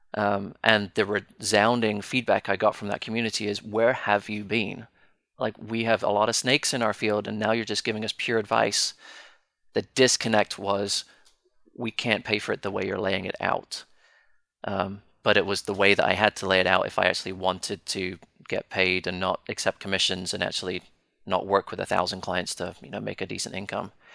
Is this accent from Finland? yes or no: no; United Kingdom; Being British